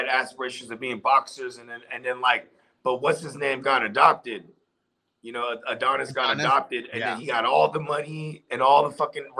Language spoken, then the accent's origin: English; Philadelphia, Pennsylvania, United States; Right, I'm from Philly.